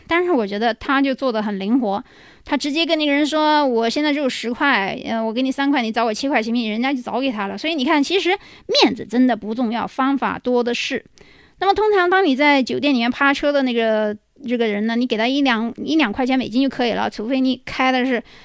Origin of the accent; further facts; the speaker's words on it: China; 我们中国人